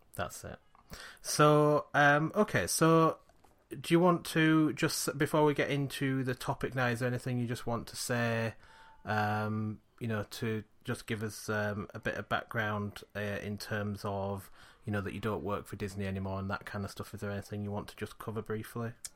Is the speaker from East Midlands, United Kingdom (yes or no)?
no; Yorkshire and the Humber, United Kingdom; we're from Yorkshire